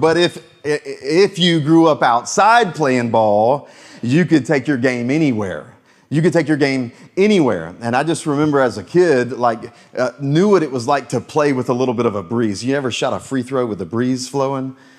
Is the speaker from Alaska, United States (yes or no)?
no; Florence, South Carolina, United States; also born or lived in Myrtle Beach, South Carolina; we moved to Myrtle Beach when I was in middle school, but actually before that, I grew up in Florence, South Carolina